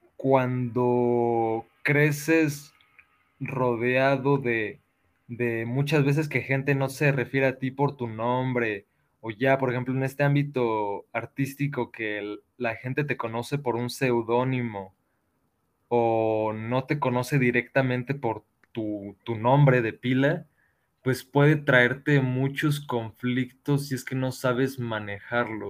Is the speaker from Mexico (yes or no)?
yes; Mexico; sufrimos como sociedad mexicana